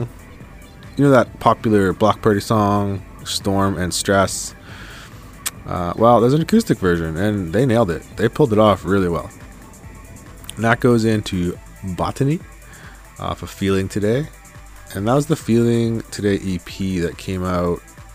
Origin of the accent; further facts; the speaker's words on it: Winnipeg, Manitoba, Canada; Growing up in Winnipeg